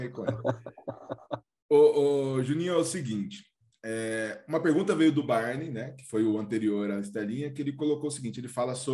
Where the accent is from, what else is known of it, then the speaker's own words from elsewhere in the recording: Ribeirão Preto, São Paulo, Brazil; Eu sou o …, sou de Ribeirão, sou também. Não sou o orgulho de Ribeirão, mas sou de lá.